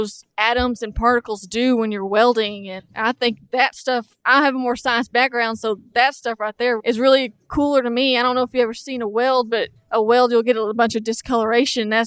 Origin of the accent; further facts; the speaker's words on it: Wichita Falls, Texas, United States; I came from North Texas around the Wichita Falls area.